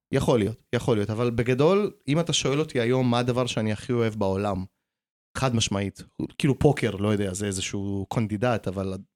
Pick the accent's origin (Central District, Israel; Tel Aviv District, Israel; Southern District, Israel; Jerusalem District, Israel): Tel Aviv District, Israel; Jaffa; כשעלינו לארץ הייתי גר בגן, כאילו גרנו ביפו והייתי הולך לגן כזה